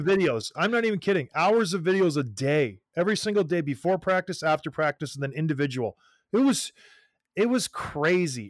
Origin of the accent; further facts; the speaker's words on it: Canada; as a Canadian kid